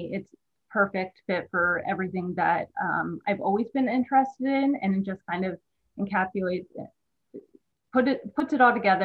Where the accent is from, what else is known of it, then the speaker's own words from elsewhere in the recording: Newark, Delaware, United States; also born or lived in West Chester, Pennsylvania; was born and raised in Delaware, Newark, Delaware